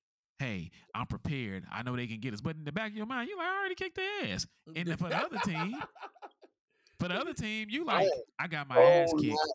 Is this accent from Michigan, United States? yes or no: yes; Michigan, United States; as a child or a young person growing up in Michigan, Bo Schembechler was a deity